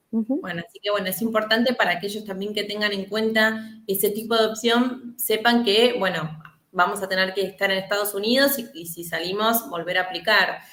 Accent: Argentina; yo como argentina

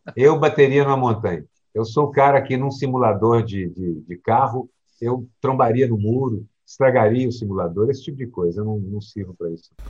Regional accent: Minas Gerais, Brazil; eu cresci em Minas Gerais

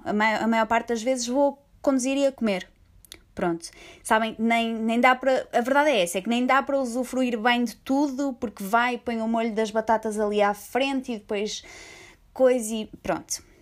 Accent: Portugal; eu sou portuguesa

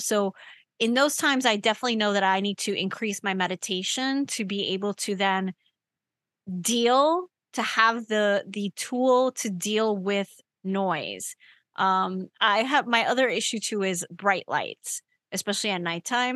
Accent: New York, United States; I grew up in New York. So I'm used to New York and I'm used to New York noise.

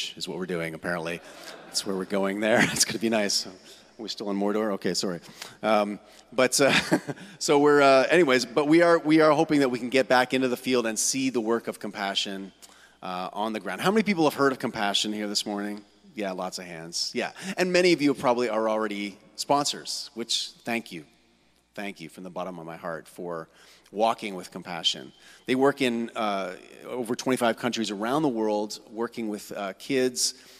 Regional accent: Kitchener, Ontario, Canada; moved away as an adult; now in Hamilton, Canada; I'm from originally from here in Kitchener-Waterloo. And I grew up in the West End, Forest Heights

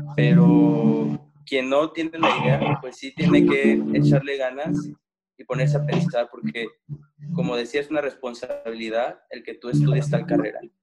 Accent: Guanajuato, Mexico; yo soy del estado de Guanajuato, entonces para, para Michoacán yo soy un foráneo, porque soy de otro estado

